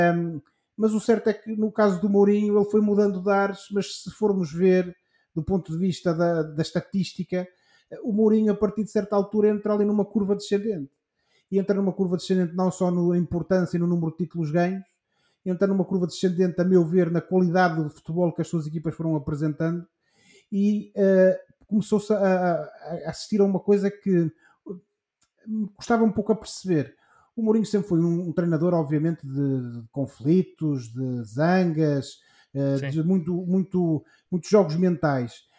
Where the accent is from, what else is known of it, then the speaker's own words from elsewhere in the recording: Portugal; nós, enquanto portugueses